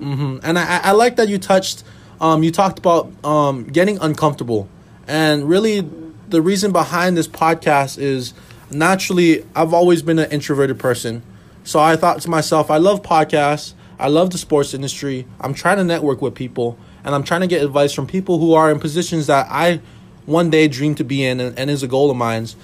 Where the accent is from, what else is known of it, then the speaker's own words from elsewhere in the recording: Hawaii, United States; moved away as an adult; now in Minnesota, United States; I was born and raised in Hawaii